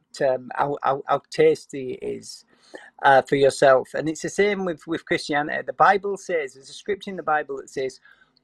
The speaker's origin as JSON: {"language": "English", "region": "Yorkshire and the Humber", "country": "United Kingdom", "moved": "yes", "said": "I come from West Yorkshire originally"}